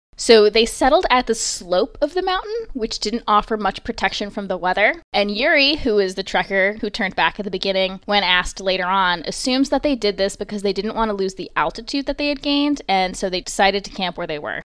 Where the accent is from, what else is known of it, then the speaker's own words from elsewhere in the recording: Long Island, New York, United States; accent: Long Island; I had such a Long Island accent